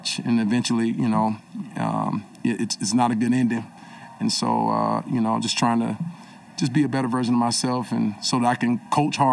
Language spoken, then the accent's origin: English; the South, United States; I grew up in the South